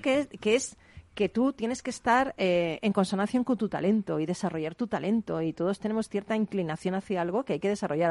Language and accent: Spanish; Spain; nosotros como, como españoles